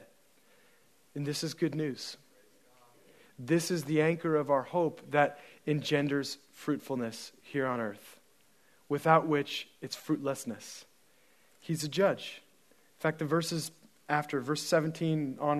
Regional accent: United States; I'm an American

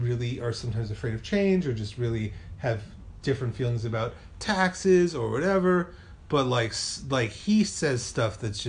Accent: New York City, New York, United States; I'm from Brooklyn

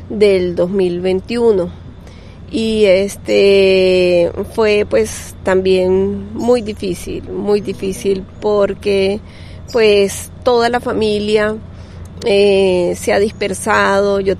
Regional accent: Cúcuta, Norte de Santander, Colombia; also born or lived in Venezuela; No, yo llegué este, primeramente a Cúcuta soy de Cú

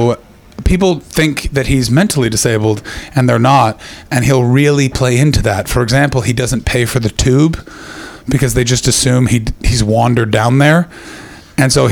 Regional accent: Canada; moved away as an adult; now in United Kingdom; I'm a Canadian

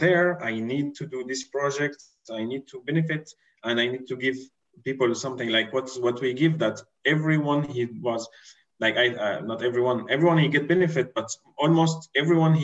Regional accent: Syria; I'm not Brazilian, I'm from Syria

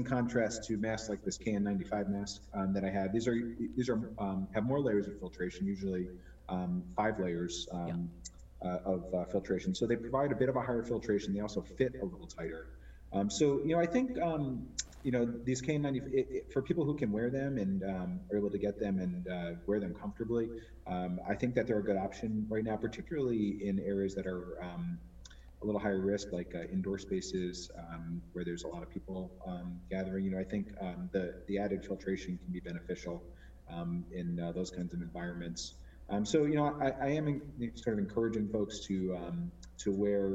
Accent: Connecticut, United States; also born or lived in New York; I'm from Connecticut originally

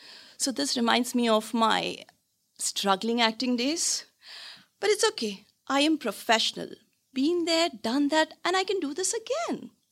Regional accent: India; now in Hong Kong; I'm an actress from India.

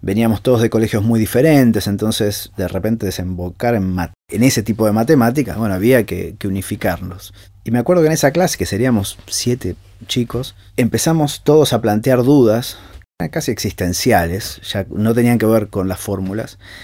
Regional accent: Argentina

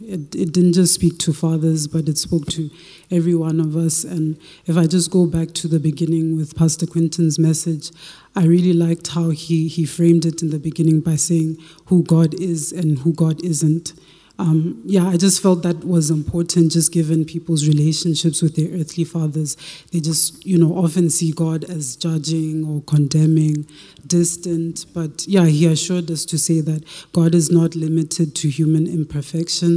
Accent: Lesotho; moved away; also born or lived in Tanzania / Ladybrand, Free State, South Africa; I'm originally from Tanzania. I grew up in Lesotho, as well as a small town called Ladybrand, just across the border from Lesotho.

